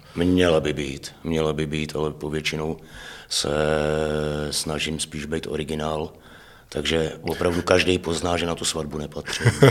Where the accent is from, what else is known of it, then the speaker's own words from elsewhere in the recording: Heřmanův Městec, Pardubice Region, Czechia; now in Hradec Králové, Czech Republic; v rodné město je Hermanův Městec